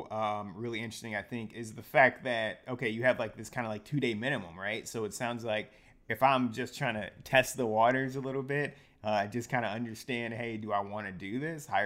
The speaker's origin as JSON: {"language": "English", "town": "Detroit", "region": "Michigan", "country": "United States", "tie": "born there", "lives_now": "Chicago, United States", "said": "Red Wings. Yeah, I'm from Detroit, so born, not raised, but born."}